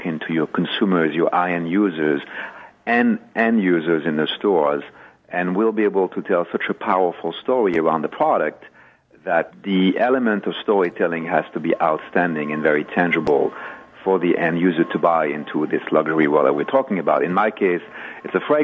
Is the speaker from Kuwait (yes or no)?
no; France; moved away as an adult; now in United States; I'm French, but I am an American at heart, having been in this country for over 30 years